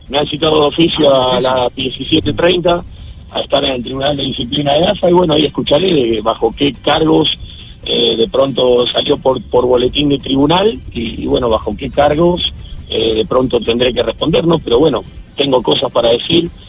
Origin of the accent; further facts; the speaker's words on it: Argentina; que como argentinos en algún punto sentimos orgullo y en otro como argentinos sentimos vergüenza